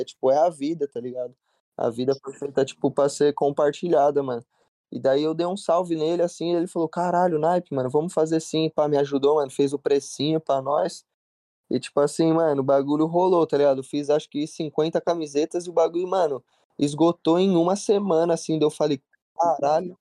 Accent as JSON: {"language": "Portuguese", "town": "Jundiaí", "region": "São Paulo", "country": "Brazil", "tie": "born or raised there", "also_born_or_lived": "Piracicaba, Brazil", "moved": "yes", "lives_now": "Los Angeles, United States", "said": "eu sou natural lá de Piracicaba, tipo, nasci em Piracicaba, mas daí com meus sete anos eu me mudei pra Jundiaí"}